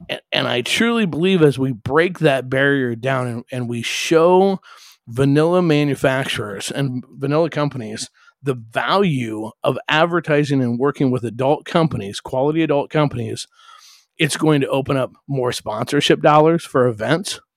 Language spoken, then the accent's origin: English; Omaha, Nebraska, United States; I grew up in Omaha